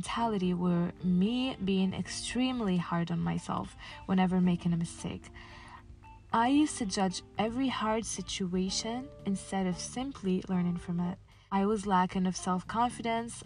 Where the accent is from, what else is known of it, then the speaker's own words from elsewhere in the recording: Casablanca, Casablanca-Settat, Morocco; I was born and raised in Casablanca, Morocco